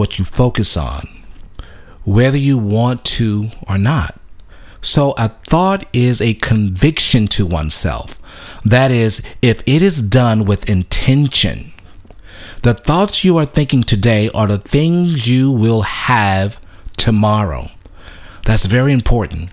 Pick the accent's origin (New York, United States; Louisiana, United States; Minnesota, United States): Louisiana, United States; I grew up in the in Louisiana